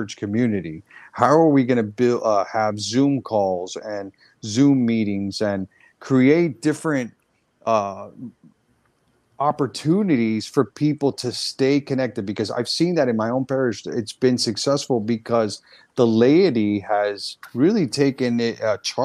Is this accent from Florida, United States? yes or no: yes; Central Florida, United States; I grew up in Central Florida